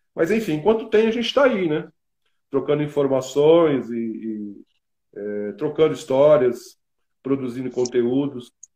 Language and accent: Portuguese; Brazil; eu sou latino-americano, sou brasileiro